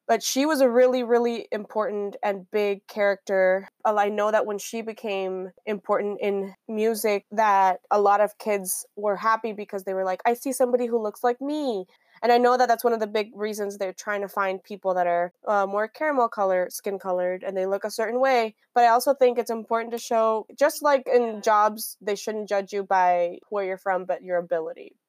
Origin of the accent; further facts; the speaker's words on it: Miami, Florida, United States; also born or lived in Caracas, Venezuela / Spain; I grew up in Miami and there was a lot of Hispanics